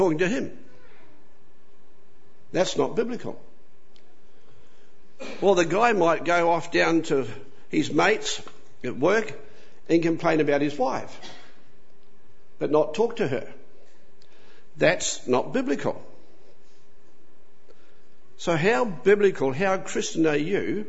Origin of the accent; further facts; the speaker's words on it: New Zealand; now in Australia; I had the unfortunate lot to be born in New Zealand. So I'm a Kiwi